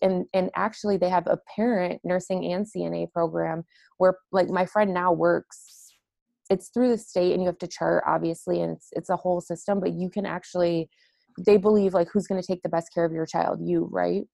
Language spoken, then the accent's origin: English; Detroit, Michigan, United States; I'm from the Detroit metro area originally